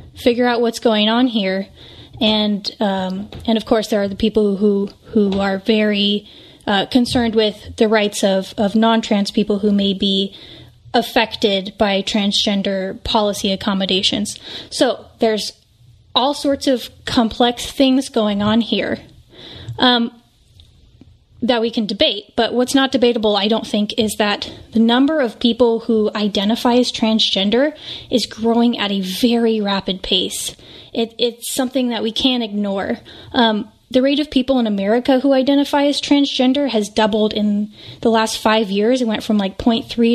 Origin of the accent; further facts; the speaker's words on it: West Coast, United States; a mother and cultural commentator born and raised on the West Coast.